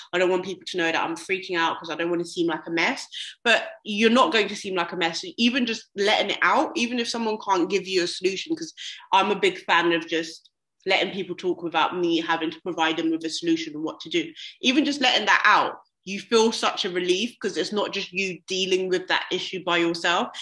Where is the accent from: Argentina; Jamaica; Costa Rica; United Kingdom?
United Kingdom; London; now in Birmingham, United Kingdom; I'm from London as well